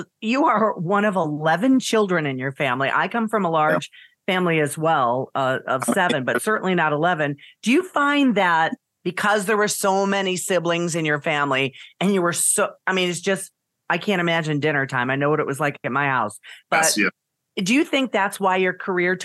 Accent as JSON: {"language": "English", "town": "Niagara Falls", "region": "New York", "country": "United States", "tie": "born or raised there", "moved": "yes", "lives_now": "St. Louis, United States", "said": "I am a native New Yorker, upstate New York. Niagara Falls. I was born in Niagara Falls, New York."}